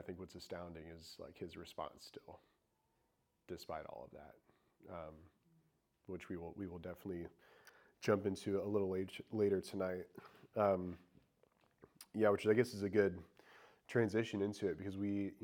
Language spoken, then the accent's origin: English; Indiana, United States; moved away as an adult; now in Charlotte, United States; I grew up in Indiana and in a very small town